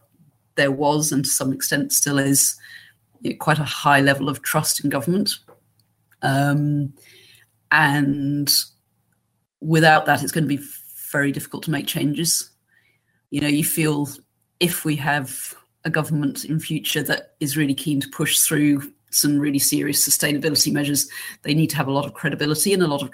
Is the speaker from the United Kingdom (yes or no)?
yes; England, United Kingdom; accent: English; moved away; as you can tell from my accent, I'm English